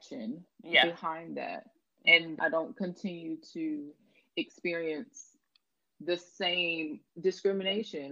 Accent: Atlanta, Georgia, United States; now in London, United Kingdom; originally from Atlanta, Georgia in the States, and now living in London, England

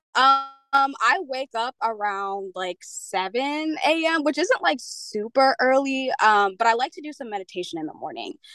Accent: Pennsylvania, United States; moved away as an adult; also born or lived in Jamaica; now in Alaska, United States; I am originally from Jamaica, but I grew up in Pennsylvania.

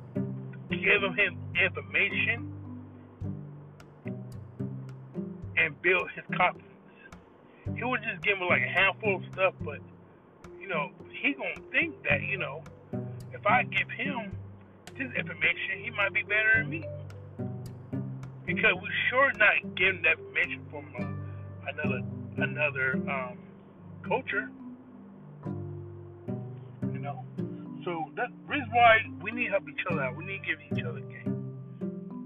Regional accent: Los Angeles, California, United States; moved away as an adult; also born or lived in Compton; growing up in L.A. from 1983 to, I moved to Manny in 1999, 2000

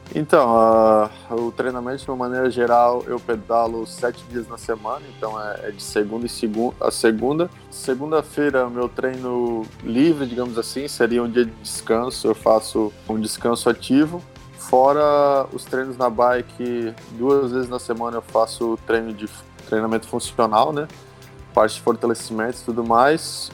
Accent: Brusque, Santa Catarina, Brazil; sou natural de Brusque, Santa Catarina.

